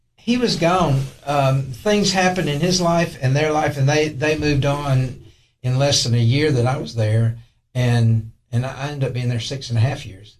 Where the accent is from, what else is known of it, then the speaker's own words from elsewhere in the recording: Tylertown, Mississippi, United States; now in Allgood, Tennessee, United States; i grew up in a little town called tylertown mississippi